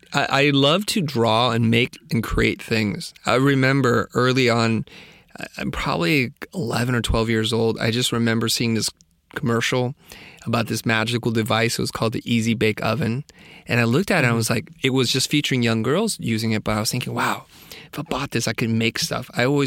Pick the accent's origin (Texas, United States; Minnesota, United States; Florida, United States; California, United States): California, United States; San Jose; I grew up in the Valley, Silicon Valley, to be precise. I grew up in San Jose.